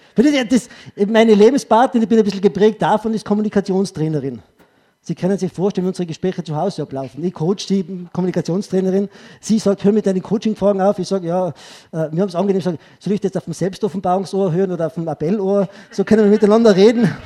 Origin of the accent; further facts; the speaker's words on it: Tyrol, Austria; ich sage als Tiroler